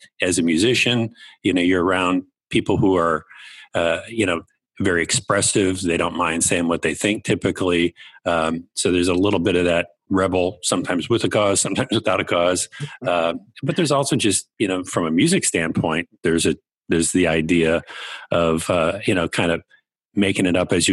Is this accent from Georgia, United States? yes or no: no; Kenosha, Wisconsin, United States; moved away; I'm from Kenosha, Wisconsin. My dad was an electrician. My mom was a nurse, retired. They're still both living in the house that I grew up